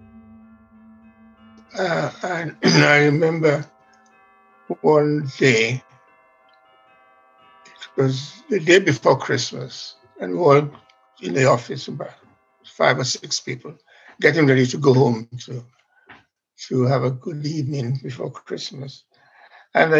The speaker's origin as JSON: {"language": "English", "country": "Sierra Leone", "moved": "yes", "lives_now": "London, United Kingdom", "said": "I am from Sierra Leone, and I went back to do a job there in the broadcasting"}